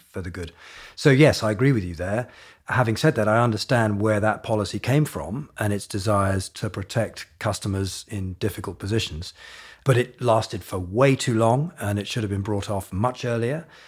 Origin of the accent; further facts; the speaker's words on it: Hong Kong; moved away; I grew up in Asia, in Hong Kong